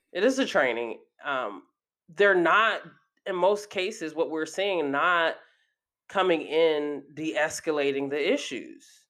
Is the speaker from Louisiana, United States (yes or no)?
no; Athens, Georgia, United States; my hometown, uh, Athens, Georgia, a very small town